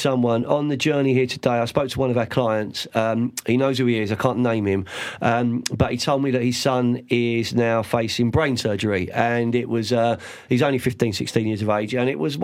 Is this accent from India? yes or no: no; London, United Kingdom; I'm from a Fulham family